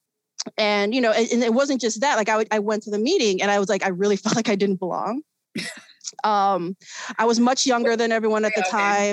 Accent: Chicago, Illinois, United States; also born or lived in South Korea; I was born and raised in Chicago. I grew up in a neighborhood known as Hermosa

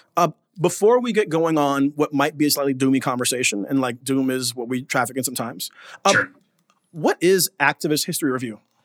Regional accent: United States; moved away as an adult; now in Abu Dhabi, United Arab Emirates; as a Black American here in Abu Dhabi

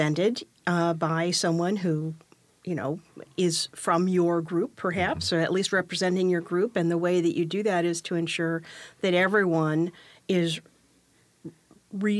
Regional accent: Southern California, United States; moved away; I grew up down in Southern California

